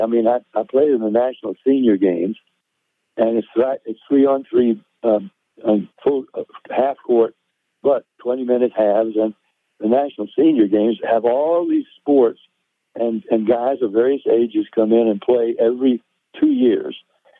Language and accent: English; Tennessee, United States; I am a Tennessee boy.